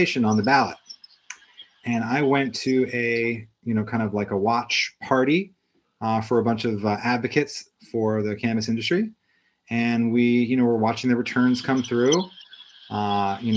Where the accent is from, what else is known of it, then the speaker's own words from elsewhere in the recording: Ohio, United States; also born or lived in Massachusetts; now in Chicago, United States; I'm originally from Ohio, so I'm a Midwestern boy.